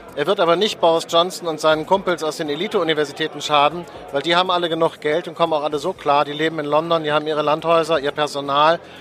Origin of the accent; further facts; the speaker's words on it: Germany; wir gerade als Deutsche